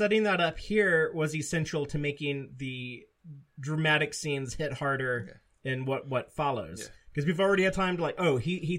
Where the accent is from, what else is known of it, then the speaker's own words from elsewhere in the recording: United States; as an American who's had this experience